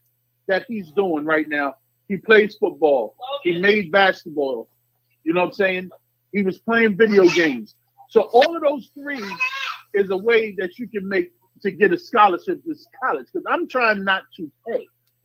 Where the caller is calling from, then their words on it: New York, United States; I'm calling from Boogie Down, Y.O.